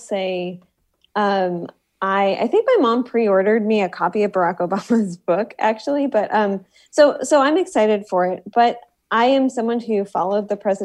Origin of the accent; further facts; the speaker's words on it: Detroit, Michigan, United States; I am from Detroit, which is where Marshall Mathers is from